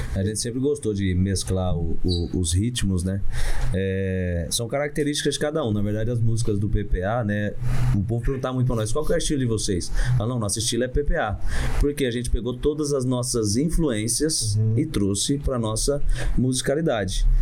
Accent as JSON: {"language": "Portuguese", "town": "Ivaté", "region": "Paraná", "country": "Brazil", "said": "eu sou de Ivaté, que é uma cidade que fica a 120 quilômetros do, do Paraguai"}